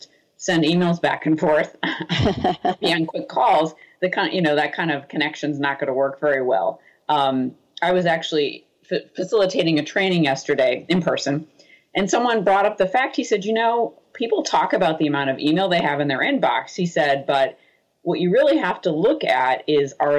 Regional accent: Boston, Massachusetts, United States; I'm from Boston

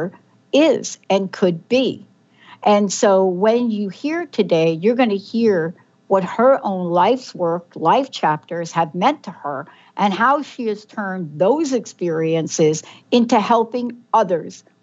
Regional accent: New York City, New York, United States; Mine was in the Bronx, New York

